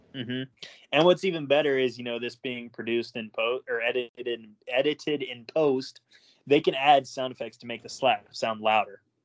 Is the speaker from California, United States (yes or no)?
no; Oklahoma, United States; I'm a cracker from Oklahoma